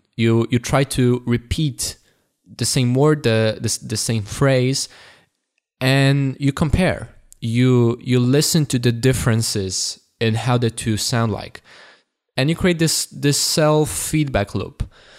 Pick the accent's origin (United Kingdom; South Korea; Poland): Poland; accent: Polish; English is a second language; my accent is not perfect, but it's not as obviously it's not as thick, it's not as obviously Polish as it was before.